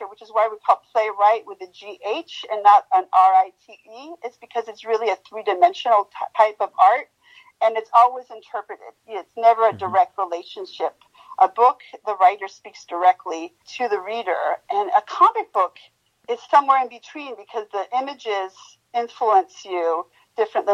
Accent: Mexico; moved away; I hail from Mexico

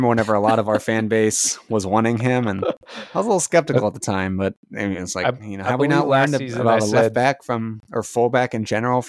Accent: United States; As an American fan

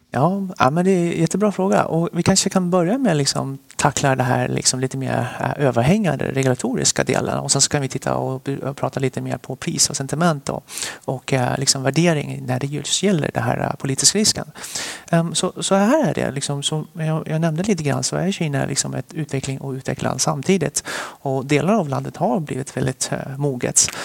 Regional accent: Västerås, Västmanland, Sweden; also born or lived in Sichuan, China / Stockholm, Sweden; vi flyttade till Sverige. när jag var cirka sju år. Och sen dess så är jag uppvuxen i Västerås

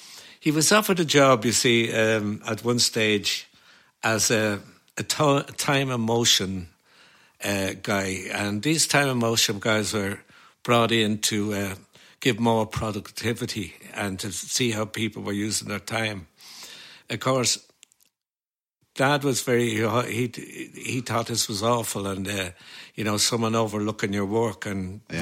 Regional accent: Dublin, Leinster, Ireland; Yeah, we lived in a one-roomed flat in the Circular Road. There was four children, of course, and my ma and dad

